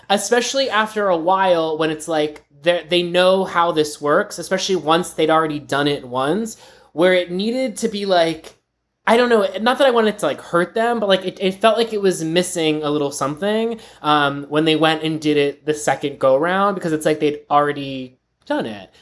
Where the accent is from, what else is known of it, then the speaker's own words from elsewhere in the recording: Pittsburgh, Pennsylvania, United States; my hometown, Pittsburgh